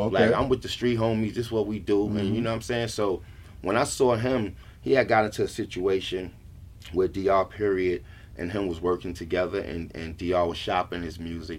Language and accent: English; New York City, New York, United States; growing up in Brownsville, Brooklyn, period, man, it was crazy